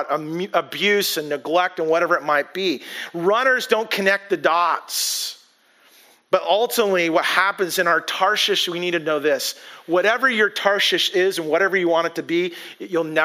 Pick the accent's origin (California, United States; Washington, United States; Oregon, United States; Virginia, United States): Washington, United States; Bellingham; I grew up in Whatcom County, grew up in Bellingham